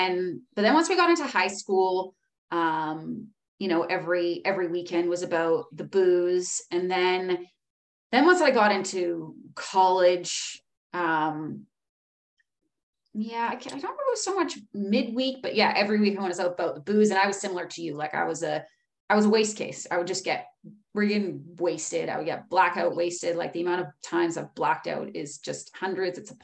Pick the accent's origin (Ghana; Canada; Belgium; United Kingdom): Canada; Powell River, British Columbia; now in Whistler, Canada; I'm from Powell River, British Columbia in Canada. I grew up in a really small town, beautiful town on the west coast of BC.